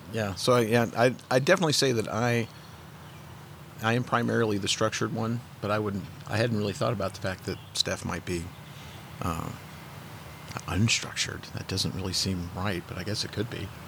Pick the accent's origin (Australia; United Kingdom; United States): United States; St. Louis, Missouri; also born or lived in Park Hills, Missouri / Fredericktown, Missouri; I was born in St. Louis, lived in St. Louis up until I was about ten. Moved to Park Hills, and then ended up in Fredericktown. I graduated from high school in Fredericktown